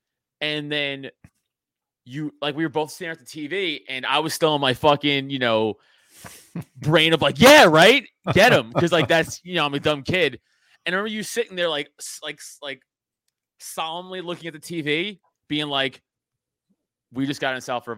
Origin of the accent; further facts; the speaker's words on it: Staten Island, New York, United States; So, you know, again, we're from Staten Island. We saw the fucking, I say all the time, I saw the smoke from our fucking house.